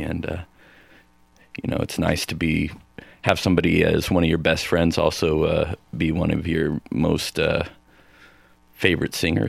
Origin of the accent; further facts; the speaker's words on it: Arizona, United States; also born or lived in Denver; now in Seattle, United States; I grew up in Arizona.